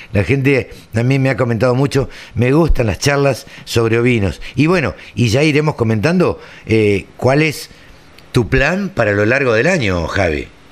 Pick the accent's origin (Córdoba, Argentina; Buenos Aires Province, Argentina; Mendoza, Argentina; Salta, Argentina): Buenos Aires Province, Argentina; Maipú; por Maipú, por mi pueblo.